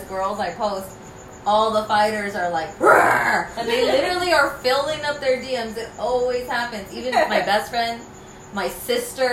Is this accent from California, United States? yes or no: yes; Coachella Valley, California, United States; We are from the Coachella Valley, and I will rep them until